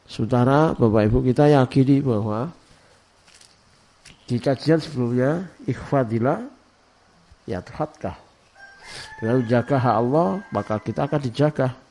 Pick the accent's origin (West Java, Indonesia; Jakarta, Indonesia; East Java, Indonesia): East Java, Indonesia; Jombang; born there; semalam saya ngecek di kota kelahiran saya di Jombang ada 35 jenazah di rumah sakit RSUD Jombang